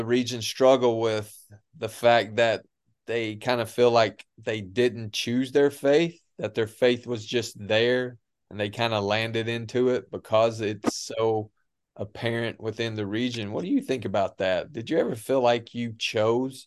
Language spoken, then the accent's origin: English; Appalachia, United States; moved away as an adult; the way we grew up in the Bible Belt, of how we grew up